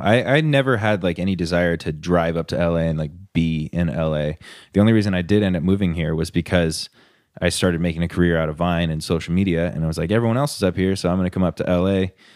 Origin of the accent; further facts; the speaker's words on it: Huntington Beach, California, United States; moved away as an adult; I lived in Huntington Beach my entire life until I moved up here.